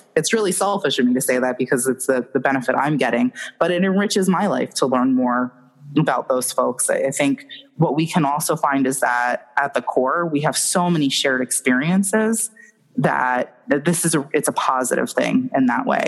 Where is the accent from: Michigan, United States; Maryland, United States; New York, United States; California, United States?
New York, United States; I'm from New York